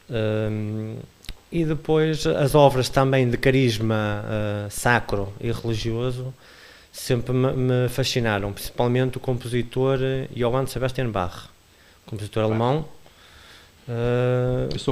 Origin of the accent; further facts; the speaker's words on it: Lixa, Norte, Portugal; also born or lived in Porto / Lisbon; sou natural da Lixa. Natural da Lixa.